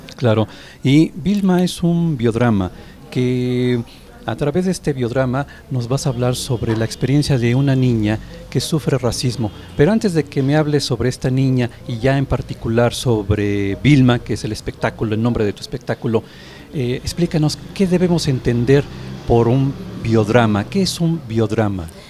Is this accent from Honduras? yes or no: no; Mexico; nosotros como mexicanos